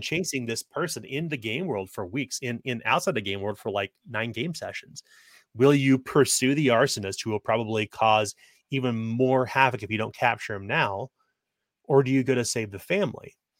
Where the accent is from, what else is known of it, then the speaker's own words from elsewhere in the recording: Kansas City, Missouri, United States; growing up in Kansas City